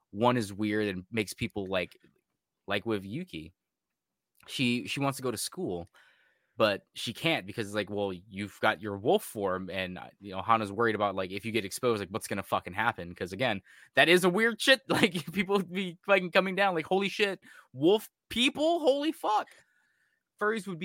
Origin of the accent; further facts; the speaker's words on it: United States; Like I'm American, like I don't give a fuck about any of that.